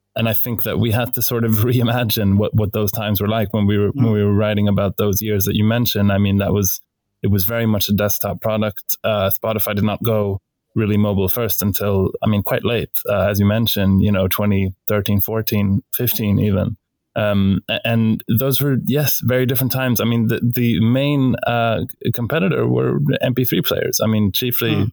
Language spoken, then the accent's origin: English; Stockholm, Stockholm County, Sweden; we're both from Stockholm